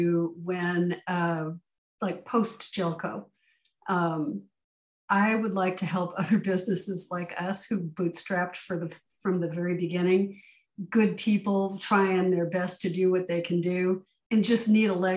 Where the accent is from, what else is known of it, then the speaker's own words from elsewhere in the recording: California, United States; now in Arizona, United States; I grew up in California